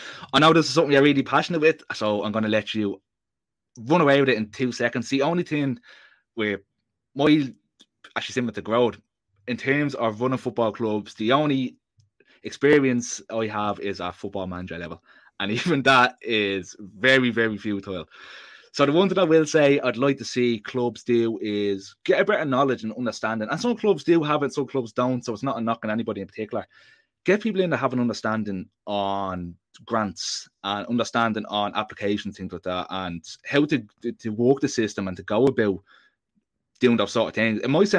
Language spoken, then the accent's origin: English; Limerick, Munster, Ireland; From growing up in Limerick, I witnessed quite a few talented footballers part ways with the game before they reached 18.